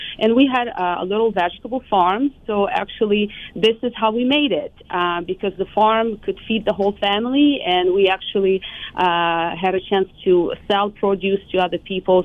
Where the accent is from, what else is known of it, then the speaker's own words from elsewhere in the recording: Lviv, Lviv Oblast, Ukraine; moved away as an adult; also born or lived in Kyiv, Ukraine; now in United States; I actually was born and raised, it was still Soviet Union, it was 84, so mid-80s, and I lived in Lviv